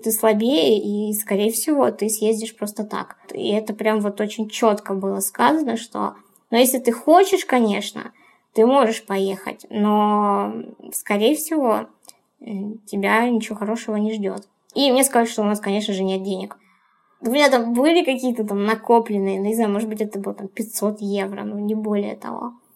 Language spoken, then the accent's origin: Russian; Ukraine; моя юность э, прошла в тусовках, в клубах, в поездках на море, потому что я из Украины